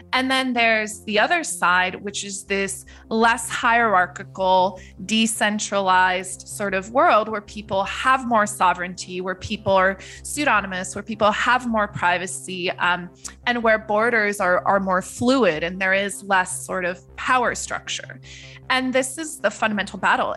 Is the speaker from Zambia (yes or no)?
no; Netherlands; moved away; I grew up in the Netherlands